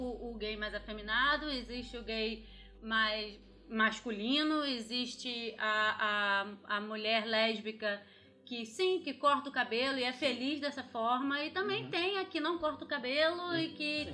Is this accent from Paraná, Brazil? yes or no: no; Rio de Janeiro, Brazil; eu sou do Rio mesmo. E minha infância foi basicamente, eu estudava no, numa escola no Rio